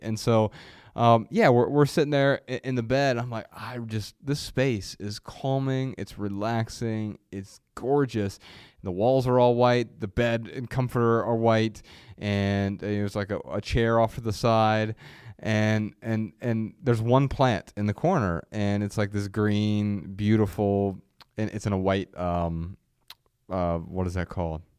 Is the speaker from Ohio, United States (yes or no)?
yes; Ohio, United States; moved away; we grew up in Ohio and it's hot as hell in, in the summers